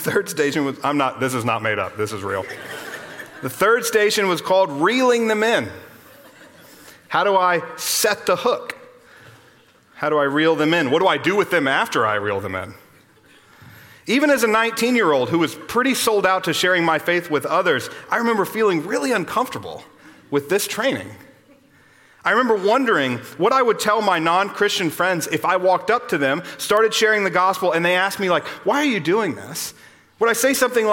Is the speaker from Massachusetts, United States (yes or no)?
no; Austin, Texas, United States; I grew up here in Austin, just down the road from here